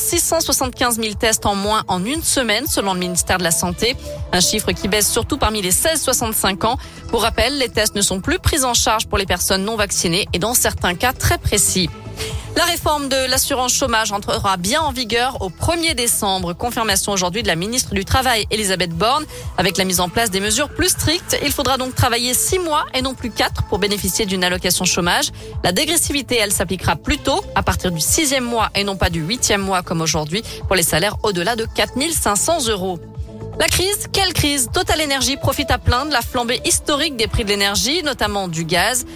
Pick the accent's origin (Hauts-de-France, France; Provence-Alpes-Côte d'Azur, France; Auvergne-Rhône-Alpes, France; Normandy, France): Auvergne-Rhône-Alpes, France; Lyon; chez nous, à Lyon